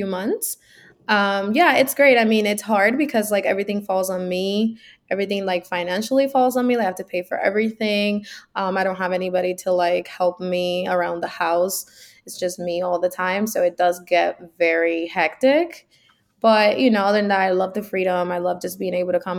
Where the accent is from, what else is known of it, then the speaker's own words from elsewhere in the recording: Miami, Florida, United States; moved away as an adult; also born or lived in Cuba / Hialeah / Kendall; now in New York, United States; I was born in Cuba, actually, and I came to the United States when I was 10, and I lived in Hialeah, and then I lived in just like Kendall, so, you know, Miami-Dade County, until I was 23